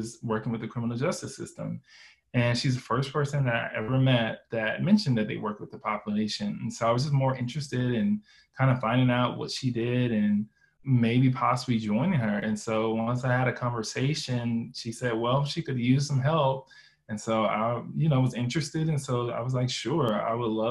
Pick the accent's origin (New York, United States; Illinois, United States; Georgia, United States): Georgia, United States; Columbus; I'm originally from Columbus, Georgia